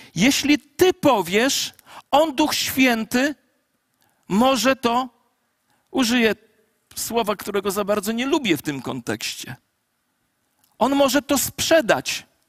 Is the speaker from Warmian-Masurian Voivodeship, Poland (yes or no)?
no; a home village 16 km from Ciechanów, Masovian Voivodeship, Poland; w Ciechanowie, w mieście 16 kilometrów od mojej wsi rodzinnej